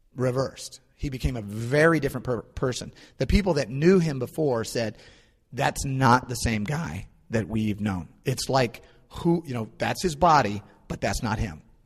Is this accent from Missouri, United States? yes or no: yes; St. Louis, Missouri, United States; moved away; I'm from St. Louis